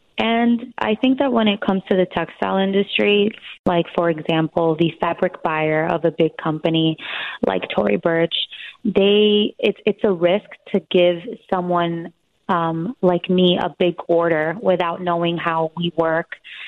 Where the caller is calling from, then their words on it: New York, United States; I'm calling from New York, and I'm 26 years old. I run a fabric agency here in Midtown, New York.